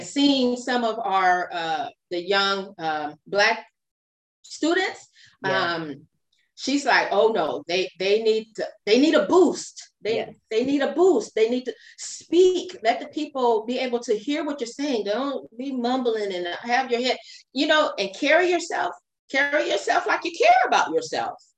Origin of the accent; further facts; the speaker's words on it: Fresno, California, United States; also born or lived in Long Beach, California; I was raised in Fresno, California, but I was born in uh, Long Beach, California